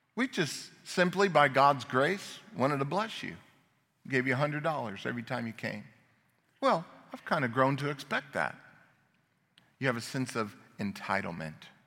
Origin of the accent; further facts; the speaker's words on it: Phoenix, Arizona, United States; moved away as an adult; also born or lived in Chicago; I grew up in Phoenix